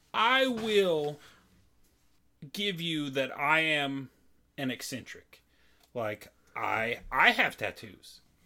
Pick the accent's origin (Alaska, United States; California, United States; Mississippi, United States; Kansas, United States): Kansas, United States; I'm from Kansas, K U K State, big time rivalry